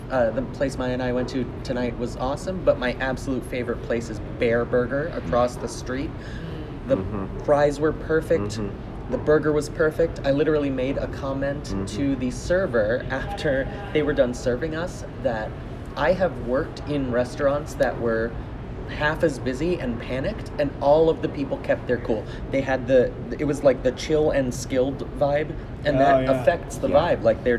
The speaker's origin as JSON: {"language": "English", "town": "Boston", "region": "Massachusetts", "country": "United States", "said": "I'm from Boston where, you know, the bathroom laws are much more, they make sense."}